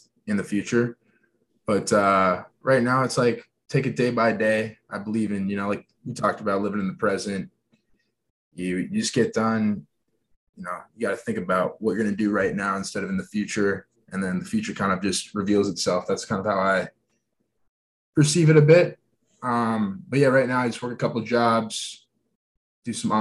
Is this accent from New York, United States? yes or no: no; Minneapolis, Minnesota, United States; also born or lived in Boulder, Colorado; Minneapolis, Minnesota, that's where I grew up and still living here